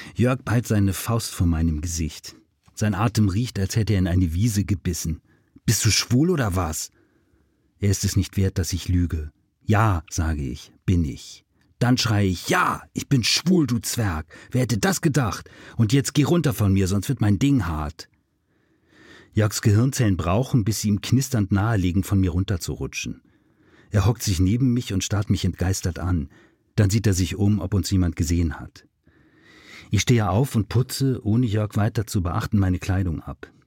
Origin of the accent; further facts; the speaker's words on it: Hamburg, Germany; wir sind beide aus dem Norden von Hamburg